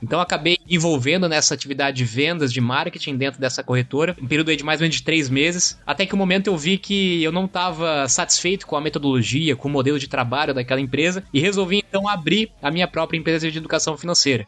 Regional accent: Blumenau, Santa Catarina, Brazil; Estudei e vim de Blumenau, Santa Catarina

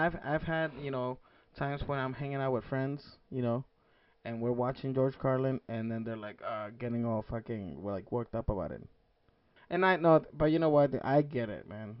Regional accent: Mexico; I grew up in Mexico, being the only Asian-looking kid

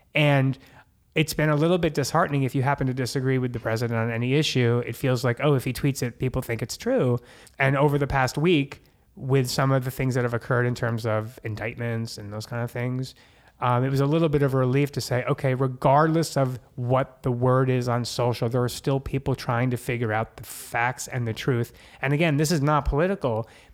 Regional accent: New Jersey, United States; now in Los Angeles, United States; I'm Jersey

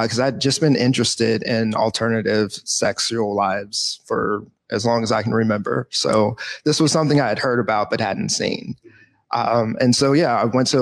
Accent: Midwest, United States; also born or lived in Georgia; now in Seattle, United States; I'm actually from the Midwest. I lived down in the South

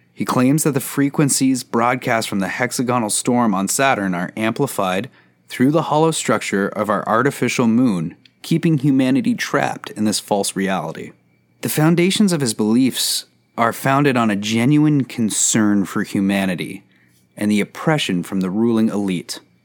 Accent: Canada; Canada, my home country

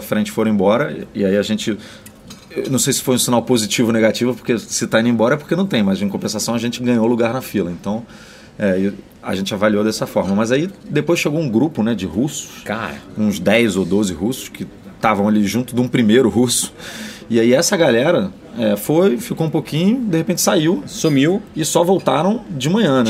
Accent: Brazil; a gente é brasileiro

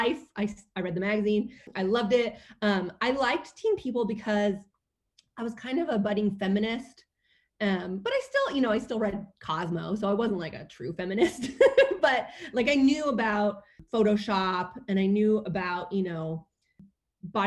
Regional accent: Bay Area, California, United States; I grew up in the Bay Area

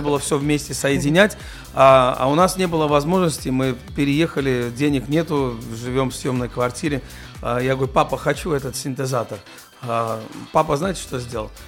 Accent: Germany; Russian is a second language; moved away as an adult; also born or lived in Georgia; now in Russia; я рос в Германии, до этого в Грузии

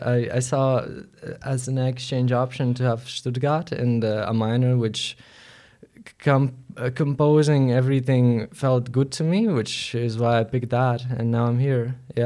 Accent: Latvia; English is a second language; moved away as an adult; now in Groningen, Netherlands; I'm from Lettland, Latvia, but I also study in the Netherlands, in Groningen. And we're both exchange students now

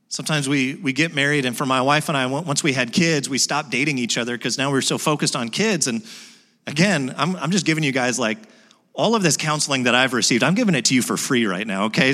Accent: United States; I'm an American

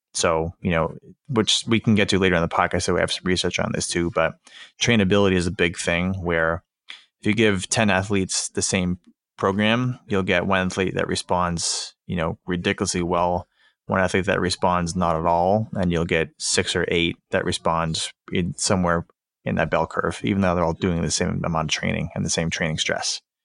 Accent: Boston, Massachusetts, United States; I'm from the Boston area

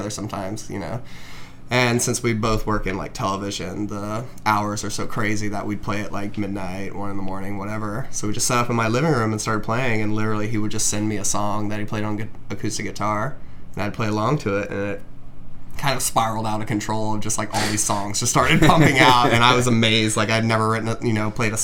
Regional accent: Alabama, United States; now in Los Angeles, United States; I grew up in Alabama in the South

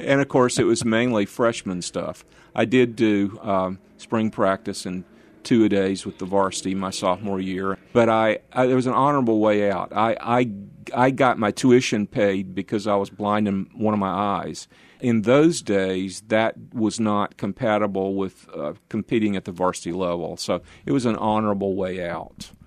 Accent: Norcross, Georgia, United States; moved away as an adult; also born or lived in Atlanta / Dallas / Memphis / Vienna; I grew up in a suburb of Atlanta, a northeast suburb on the I-85 corridor in the direction of Greenville, South Carolina, called Norcross, about 15 miles out.

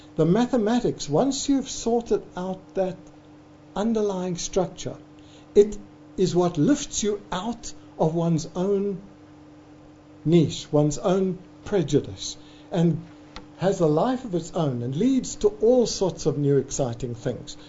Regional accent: South Africa; South African optometric academics

